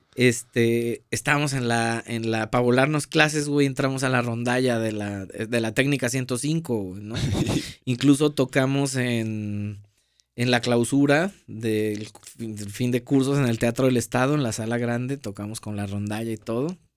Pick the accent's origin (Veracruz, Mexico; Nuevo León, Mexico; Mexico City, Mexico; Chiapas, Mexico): Veracruz, Mexico; Paso de Ovejas; yo soy de Paso de Ovejas, Veracruz